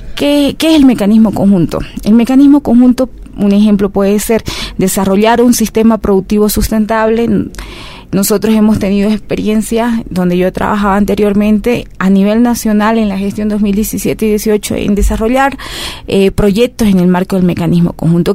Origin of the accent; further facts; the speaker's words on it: Bolivia; nosotros como bolivianas y bolivianos